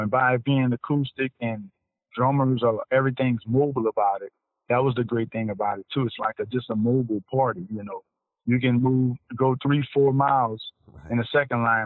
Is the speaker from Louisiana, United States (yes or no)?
yes; New Orleans, Louisiana, United States; born and raised in New Orleans